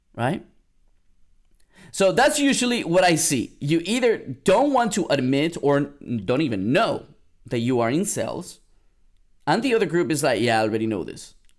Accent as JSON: {"language": "English", "town": "San Antonio", "region": "Texas", "country": "United States", "moved": "yes", "said": "I'm from San Antonio, San Antonio, Texas. I went back home for Mother's Day"}